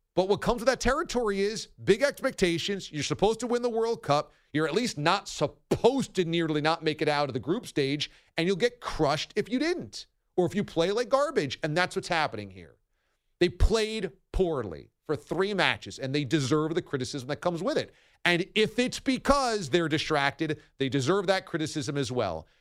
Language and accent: English; United States; as an American